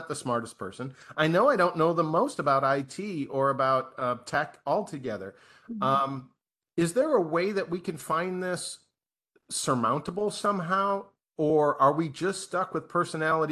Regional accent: Midwest, United States; I was raised in the Midwest

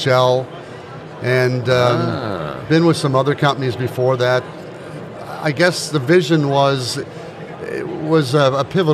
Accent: New York, United States; moved away; From New York originally

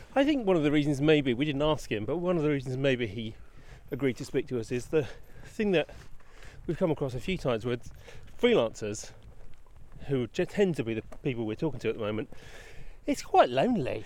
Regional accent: England, United Kingdom; we're English.

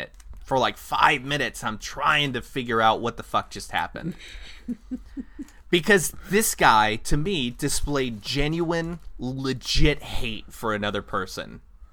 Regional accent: California, United States; moved away; also born or lived in Kansas; I grew up in California, and there's a lot of different ethnicities out there

